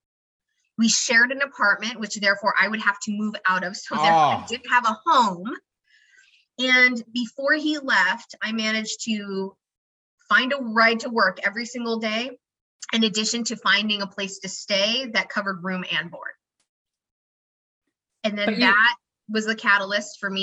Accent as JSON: {"language": "English", "region": "Idaho", "country": "United States", "tie": "born or raised there", "said": "I grew up in Idaho"}